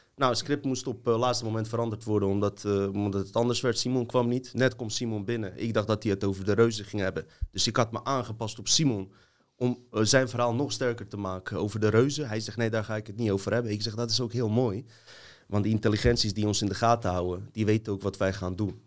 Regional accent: Montenegro; now in Netherlands

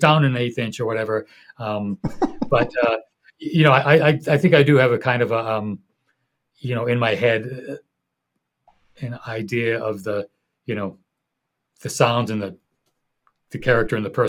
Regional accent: Boston, Massachusetts, United States; I'm from Boston

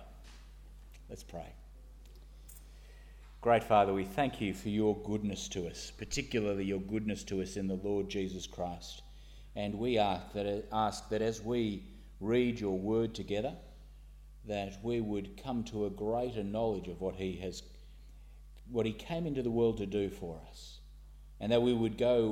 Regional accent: Sydney, New South Wales, Australia; moved away as an adult; now in Northern Ireland, United Kingdom; I grew up in St Ives

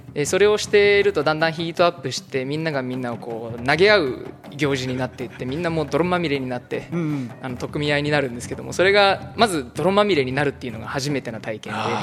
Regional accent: San Francisco Bay Area, California, United States; moved away as an adult; now in Japan; そこが僕の地元から車で、まあ、30分ぐらいのでそのバークレーの劇場は僕も子供の頃よくそこで演奏してて

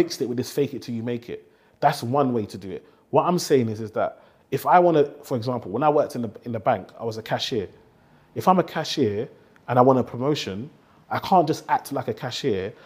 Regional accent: London, United Kingdom; growing up in Tower Hamlets

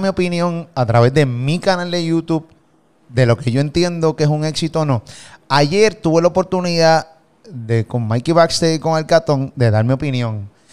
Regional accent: Puerto Rico; de Puerto Rico

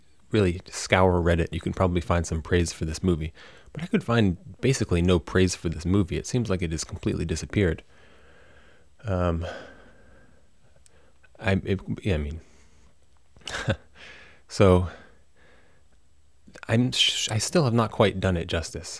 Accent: United States; also born or lived in Netherlands; I did feel very awkward as an American in Europe in my time

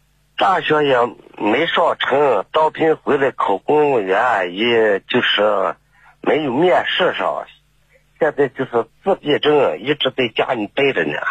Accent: Ningxia, China; 我是宁夏的。

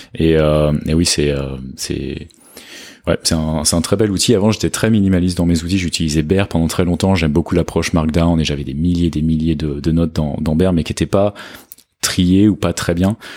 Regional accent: France; moved away as an adult; also born or lived in London / England; now in Lisbon, Portugal; je suis français, euh, j'ai 30 ans, euh, j'habite à Lisbonne

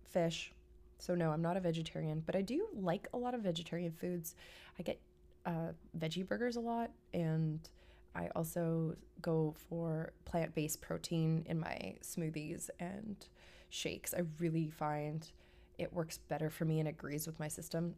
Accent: Vancouver, British Columbia, Canada; moved away; I'm from Vancouver, Canada. I'm a West Coast girl

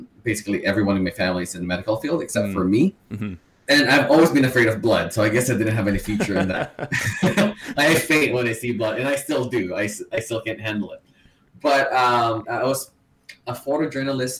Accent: Philippines; moved away as an adult; now in Vancouver, Canada; So I'm from Philippines. I was born and raised in Philippines. I moved to Vancouver, Canada for about 8 years ago.

